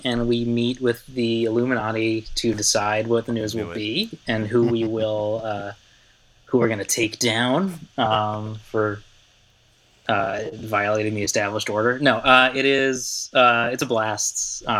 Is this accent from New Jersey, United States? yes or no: no; Philadelphia, Pennsylvania, United States; moved away as an adult; now in Miami, United States; which I'm from Philly. And after going to school to learn how to be a liberal journalist hack, came down back home to Philly to work for my local Alt Weekly.